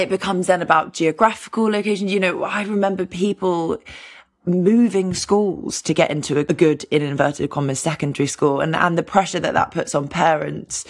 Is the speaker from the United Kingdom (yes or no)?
yes; London, United Kingdom; I grew up in London